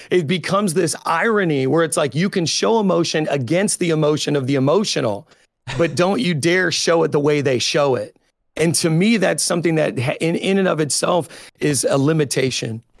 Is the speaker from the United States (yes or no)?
yes; Indiana, United States; also born or lived in Chicago, United States; now in New York, United States; I'm originally from Indiana, so I'm fifty percent, uh, hillbilly and fifty percent city slicker